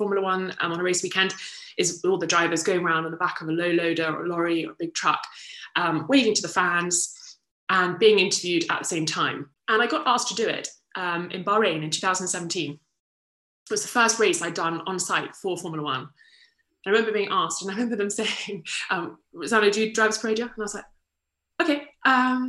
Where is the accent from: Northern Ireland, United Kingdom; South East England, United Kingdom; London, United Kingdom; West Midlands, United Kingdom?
South East England, United Kingdom; Kent; I'm from Kent originally